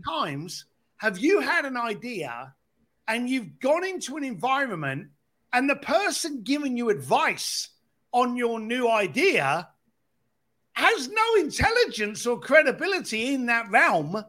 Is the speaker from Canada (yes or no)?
no; London, United Kingdom; growing up in East London on a building site